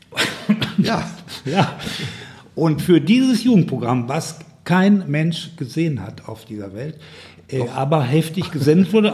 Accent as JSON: {"language": "German", "area": "Ruhr area", "region": "North Rhine-Westphalia", "country": "Germany", "said": "bei uns im Ruhrgebiet"}